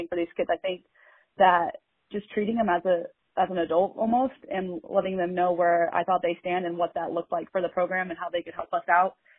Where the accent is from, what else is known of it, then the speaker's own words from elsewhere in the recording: Bend, Oregon, United States; I grew up here in Central Oregon in Bend, and went to Mountain View High School and graduated in 2008.